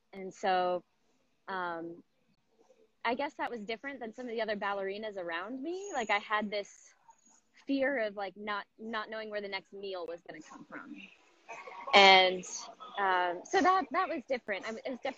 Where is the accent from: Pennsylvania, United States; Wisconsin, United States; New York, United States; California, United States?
California, United States; Southern; I grew up in Southern California